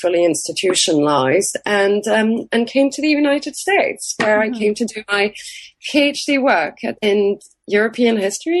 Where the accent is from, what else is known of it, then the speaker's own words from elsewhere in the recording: France; what seemed very familiar to me growing up in France and with French literature and French history